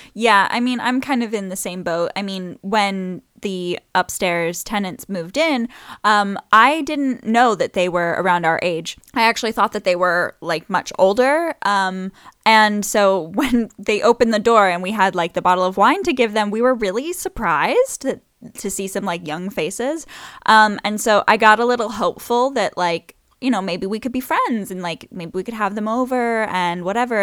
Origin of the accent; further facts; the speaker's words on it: Saint James City, Florida, United States; also born or lived in New Orleans, Louisiana / English countryside; now in England, United Kingdom; I grew up in Florida, even though I was born in New Orleans, but, um, where we lived, uh, was a little place called Pine Island.